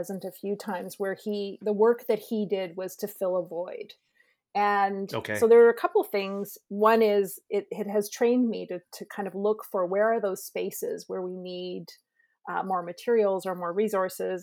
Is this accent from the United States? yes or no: no; Lower Mainland, British Columbia, Canada; also born or lived in Haida Gwaii; I grew up in the Lower Mainland